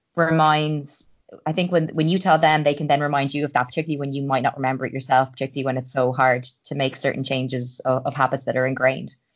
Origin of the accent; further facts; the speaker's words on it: Ireland; I'm an Irish girl